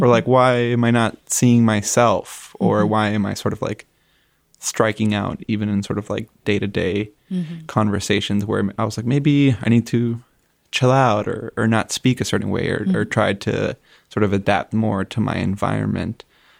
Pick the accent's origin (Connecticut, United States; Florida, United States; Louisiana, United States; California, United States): Florida, United States; Hialeah; I would say Hialeah is a really interesting place to grow up as a Cuban American, but also in general, it has a mix of the United States, but also Cuba itself.